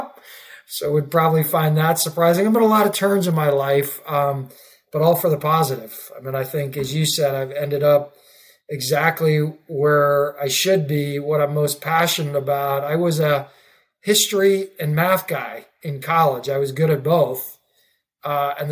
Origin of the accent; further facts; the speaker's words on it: Davis, California, United States; now in Boston, United States; I grew up in California, in Davis, California.